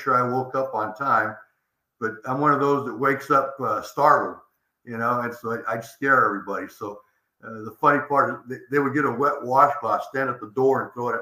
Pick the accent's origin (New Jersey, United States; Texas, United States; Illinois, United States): Texas, United States; San Antonio; moved away as an adult; I'm born and raised here in San Antonio